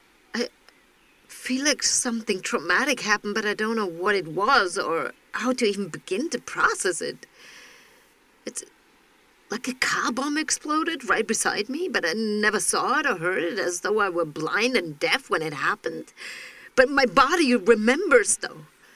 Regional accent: Berlin, Germany; now in Jakarta, Indonesia; We're from Berlin and we're living abroad for a year.

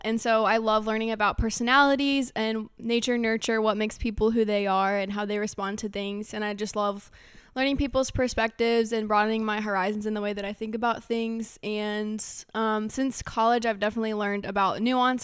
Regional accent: Harrisonburg, Virginia, United States; we're from Harrisonburg

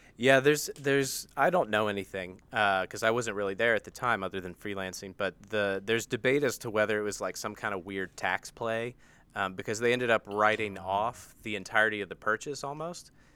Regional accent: United States; accent: American

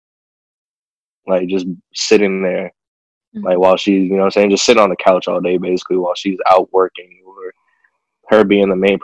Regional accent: DMV, United States; I am from the good old DMV

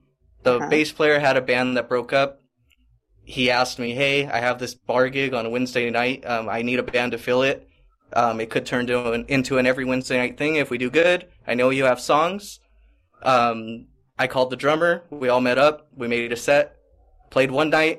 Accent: Pico Rivera, California, United States; moved away as an adult; now in Pomona, United States; I grew up in Pico Rivera, not too far from Long Beach and everything. Mm-hmm. Born and raised there

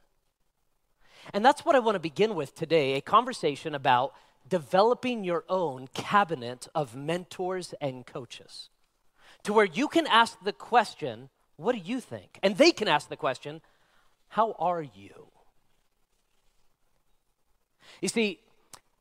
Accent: Nevada, United States; I was born and raised in Nevada

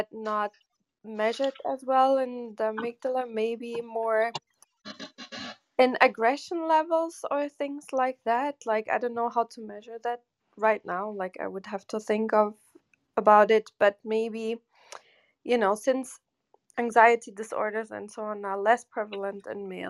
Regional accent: Germany; where I grew up in Germany

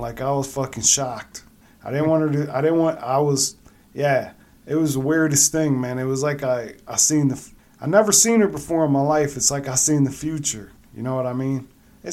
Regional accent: Akron, Ohio, United States; moved away as an adult; I'm back home. I was from Akron. I moved up here now, you know, I'm closer to Michigan

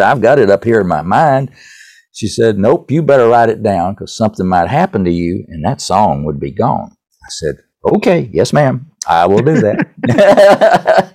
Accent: East Tennessee, United States; accent: Tennessee; I grew up in East Tennessee

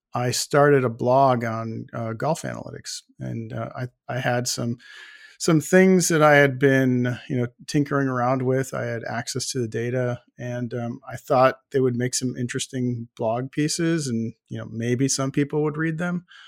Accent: Buffalo, New York, United States; I grew up in Buffalo, New York

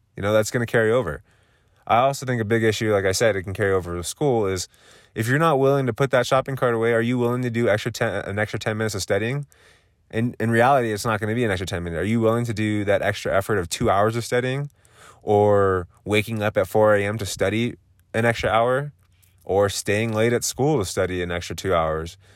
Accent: Southern California, United States; now in Colorado, United States; I am originally from Southern California, currently living in Colorado

